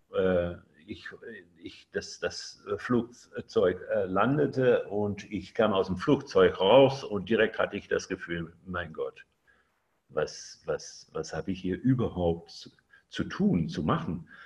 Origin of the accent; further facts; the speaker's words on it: Netherlands; German is a second language; ich lebe in Holland und äh, ja, ich, ich, bin, ich bin auch Holländer